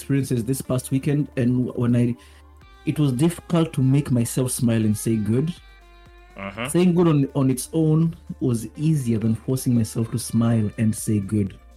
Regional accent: Kenya; now in Japan; Growing up in Kenya, when I was in primary school, which is elementary school

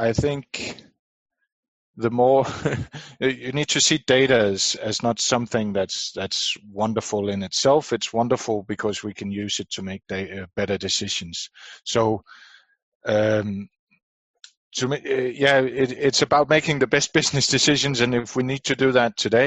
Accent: Denmark; born and raised in Denmark

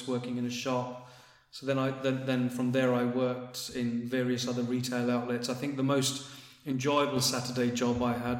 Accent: London, United Kingdom; I was born in England, in London, North London.

